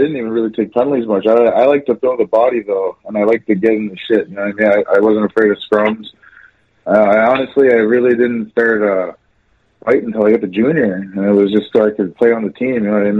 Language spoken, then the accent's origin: English; Elsipogtog First Nation, New Brunswick, Canada; also born or lived in Dalhousie; I was born and raised in Elsie Vuktuk First Nation, New Brunswick.